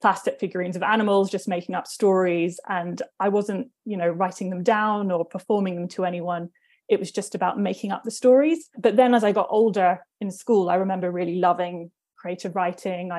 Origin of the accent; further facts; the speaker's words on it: London, United Kingdom; I grew up in Northwest London, so technically Cricklewood